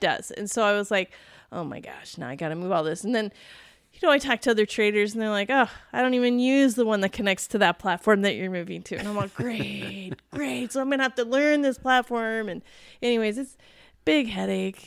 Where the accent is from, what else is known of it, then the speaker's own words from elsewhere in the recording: East Coast, United States; moved away; growing up on the East Coast